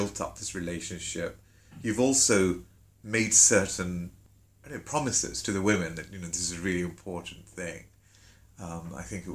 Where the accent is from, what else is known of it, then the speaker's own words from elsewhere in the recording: London, United Kingdom; also born or lived in Jaffna, Sri Lanka; I'm being brought up in a Tamil home in London, or, you know, we moved around a bit in the UK